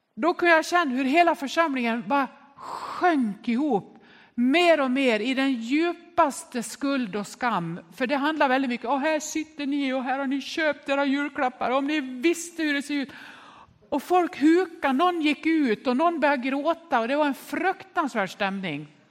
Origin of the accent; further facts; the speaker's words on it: Nås, Dalarna County, Sweden; När jag var barn uppväxt i Nås i Västerdalarna